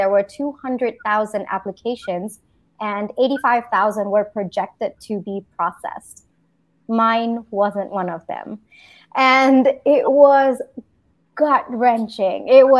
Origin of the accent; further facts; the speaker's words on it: Singapore; also born or lived in India; now in United States; So from India, I grew up in Singapore, did my engineering in India, and then I did my MBA in the US.